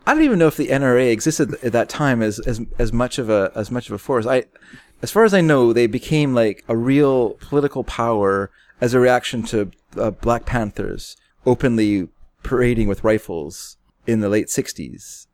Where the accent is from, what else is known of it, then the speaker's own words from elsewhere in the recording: Canada; we're Canadian